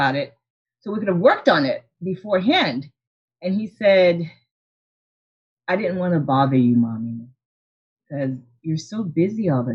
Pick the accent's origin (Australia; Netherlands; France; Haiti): Haiti; moved away; I'm originally from Haiti and my parents didn't really have any type of entrepreneurial experiences